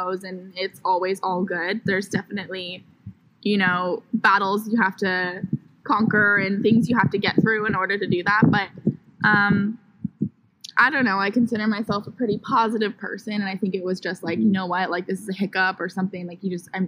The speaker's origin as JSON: {"language": "English", "town": "Sacramento", "region": "California", "country": "United States", "tie": "born or raised there", "moved": "as an adult", "lives_now": "San Francisco, United States", "said": "I grew up in Sacramento, which is about 2 hours north from here."}